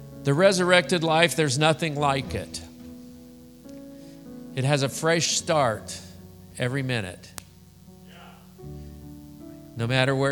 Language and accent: English; Scotland, United Kingdom; I'm Scottish.